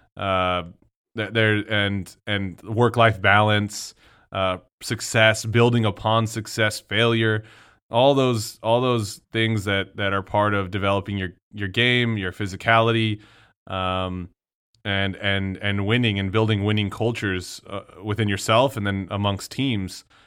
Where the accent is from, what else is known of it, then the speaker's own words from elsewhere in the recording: El Paso, Texas, United States; growing up in El Paso, Texas